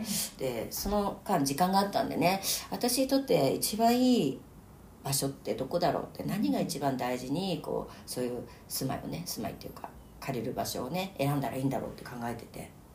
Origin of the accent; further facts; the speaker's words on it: Omiya, Saitama, Japan; also born or lived in Nishi-Shinjuku, Tokyo; now in Tokyo, Japan; 埼玉のね、うん、えー、大宮生まれで今はね、うん、え新宿西新宿に住みました